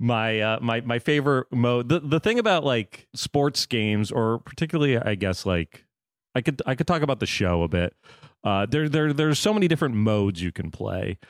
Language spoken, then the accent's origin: English; Florida, United States; also born or lived in New York; now in Los Angeles, United States; I grew up in Florida, so I was a Marlins fan, lived in New York